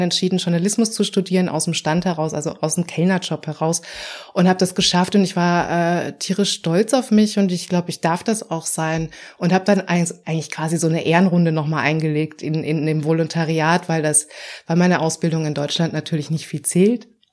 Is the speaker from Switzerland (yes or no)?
no; Vienna, Austria; moved away as an adult; now in Berlin, Germany; ich komm ursprünglich aus Wien